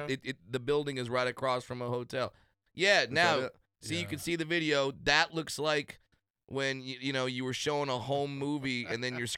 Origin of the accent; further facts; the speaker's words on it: Orange County, California, United States; I grew up in Orange County, California.